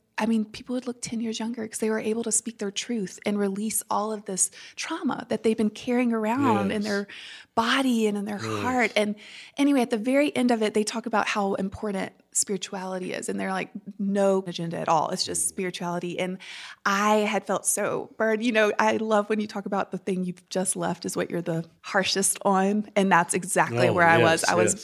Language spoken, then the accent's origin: English; St. Francisville, Louisiana, United States; I grew up in St. Francisville, Louisiana.